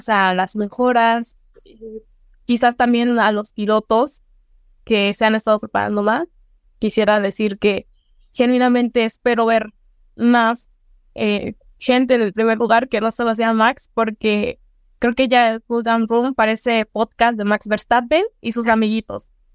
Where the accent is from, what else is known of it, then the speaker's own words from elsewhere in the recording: Mexico; como mexicanos